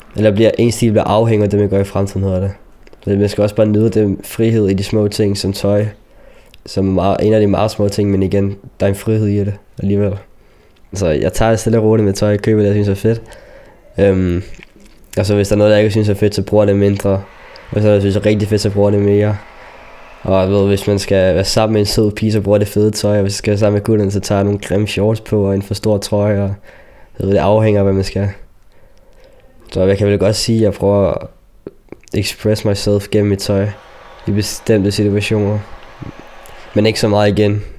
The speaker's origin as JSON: {"language": "Danish", "country": "Denmark", "also_born_or_lived": "Chile", "said": "Jeg er dansker, men jeg er mørkehuden"}